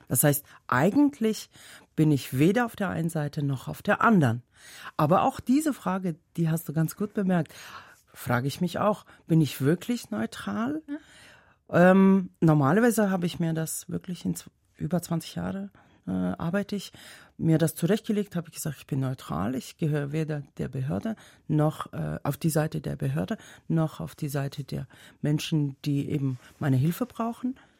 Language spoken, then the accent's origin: German; Dushanbe, Tajikistan; first language Tajik; German is a second language; moved away as an adult; also born or lived in Germany; now in Switzerland; Ich komme ja aus der Hauptstadt, Dushanbe